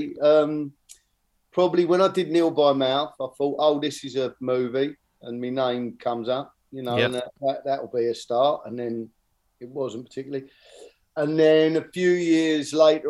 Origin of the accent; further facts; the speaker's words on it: Bexleyheath, London, United Kingdom; I grew up in Barnhurst in Bexley Heath, and so it was, you know, the other side of London